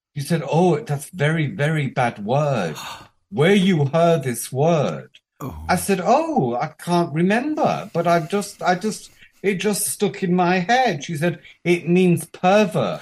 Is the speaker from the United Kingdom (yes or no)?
yes; United Kingdom; moved away as an adult; also born or lived in Japan / Thailand; I'm British